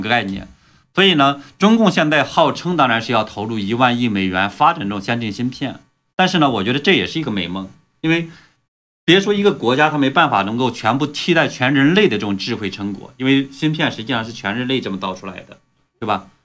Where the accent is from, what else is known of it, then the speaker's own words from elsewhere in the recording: China; moved away; 我是出生于，嗯，大陆了，对吧？中国这边